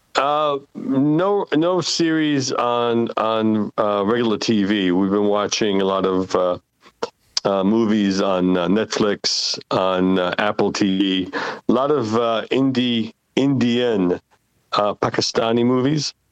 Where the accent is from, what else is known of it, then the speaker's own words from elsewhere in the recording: Israel; English is a second language; now in United States; I've left Israel many years ago